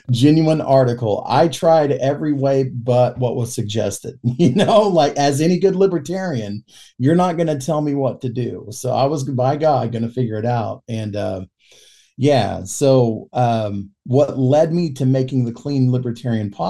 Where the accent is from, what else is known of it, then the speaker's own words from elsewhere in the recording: Yukon, Oklahoma, United States; I've lived all my life in Oklahoma. I grew up in Yukon, Oklahoma. So like I, you know, lived around the Oklahoma City metro area, and Yukon is just kind of a suburb of Oklahoma City.